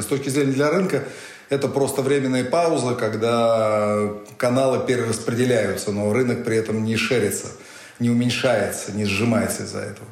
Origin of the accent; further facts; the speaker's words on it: Russia; Я россиянин, я хочу жить в России, нигде кроме России